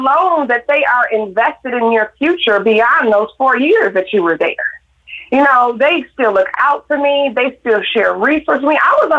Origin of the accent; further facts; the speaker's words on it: Detroit, Michigan, United States; I growing up in Detroit, it was over 80% black growing right. up there.